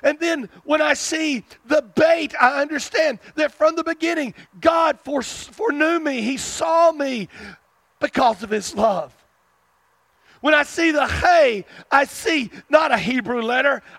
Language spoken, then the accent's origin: English; South Arkansas, United States; I can't hide my roots. I'm from South Arkansas